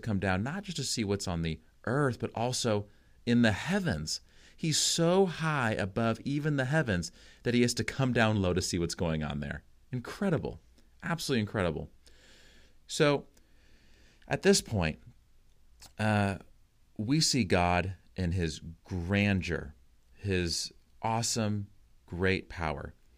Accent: United States; as an American

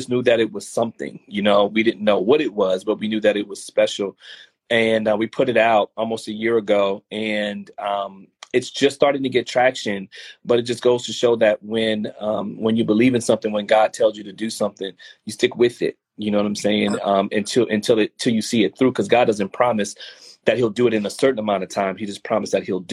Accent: New Orleans, Louisiana, United States; moved away as an adult; now in Houston, United States; I'm actually originally from New Orleans, but I've been in Houston long enough to kind of claim this set

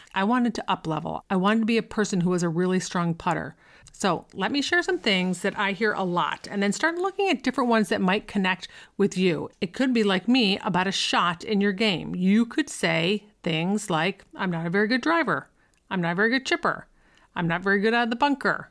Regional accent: Buffalo, New York, United States; I grew up in Buffalo

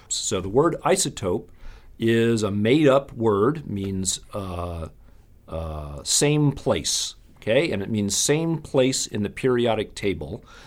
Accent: Madison, Wisconsin, United States; I grew up in Madison, Wisconsin

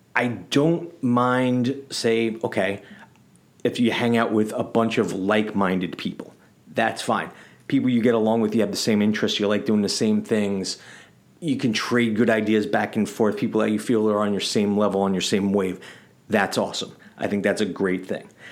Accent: New York City, New York, United States; growing up in the Bronx in the eighties and nineties.

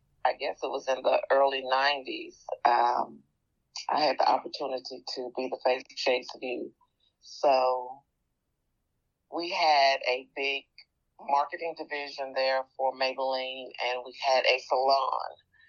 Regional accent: Memphis, Tennessee, United States; now in Covington, United States; So, you know, I live in Covington, Tennessee, but I was not born and raised in Covington. I was born and raised in Memphis, Tennessee.

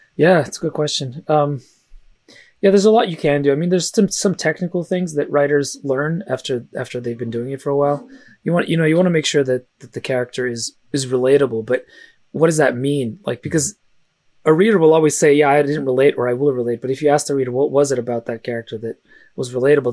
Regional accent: San Francisco, California, United States; first language Russian; English is a second language; I actually didn't speak English until I was five, uh, even though I was born in San Francisco

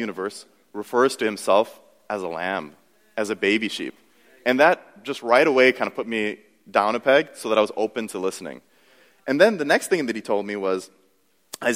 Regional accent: United States; I grew up in America

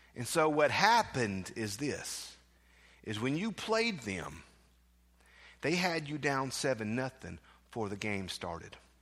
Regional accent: South Mississippi, United States; growing up in South Mississippi, in that southwest corner of the world

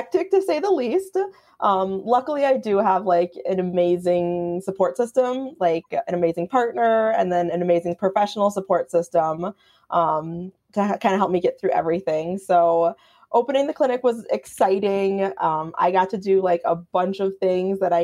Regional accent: Minnetonka, Minnesota, United States; moved away as an adult; also born or lived in Madison, Wisconsin / Purdue University, Indiana; now in Chicago, United States; I'm originally from Minnetonka, Minnesota, which is a suburb of Minneapolis

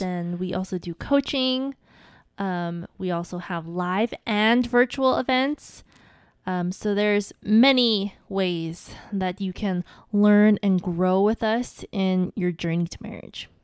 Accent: Hawaii, United States; I'm from Hawaii

